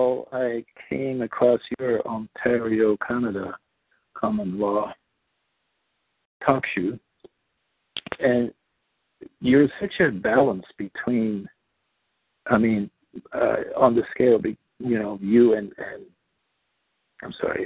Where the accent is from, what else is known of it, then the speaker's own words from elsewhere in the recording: Netherlands; first language Dutch; English is a second language; moved away as an adult; also born or lived in Indonesia; now in Washington, United States; I grew up in Indonesia the first 7 years. I'm Dutch. Came to the Netherlands when I was 7. Came to the States when I was 24.